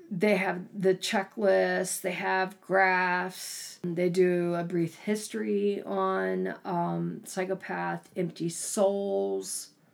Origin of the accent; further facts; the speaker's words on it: East Coast, United States; I grew up on the East Coast